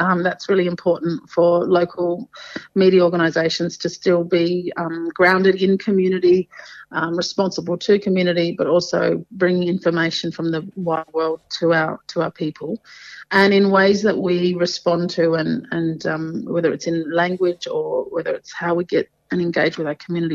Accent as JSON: {"language": "English", "area": "Torres Strait", "region": "Queensland", "country": "Australia", "also_born_or_lived": "Badu Island / Mabuiag Island / Thursday Island", "said": "Kapul Batanga, as we say up here in the Torres Strait"}